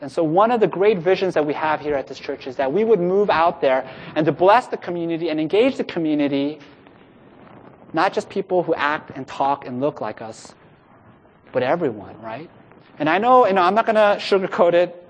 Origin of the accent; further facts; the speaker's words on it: Los Angeles, California, United States; Los Angeles, my hometown, is a city incredibly diverse